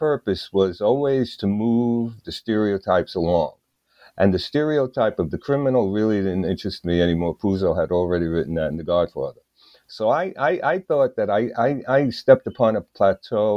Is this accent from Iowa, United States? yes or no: no; New York City, New York, United States; also born or lived in Greenwich Village, New York; I came from Brooklyn, New York